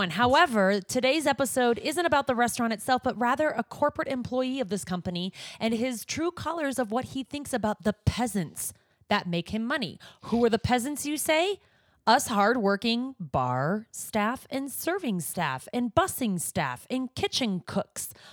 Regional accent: Montana, United States; moved away; growing up in Montana, uh, back when I did grow up in Montana, not recently

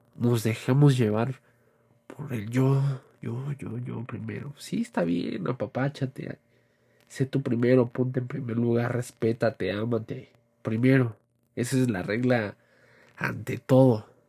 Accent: Mexico; nuestra cultura como mexicanos

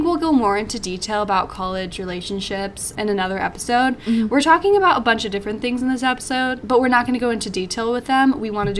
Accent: Arizona, United States; moved away as an adult; I'm from Arizona

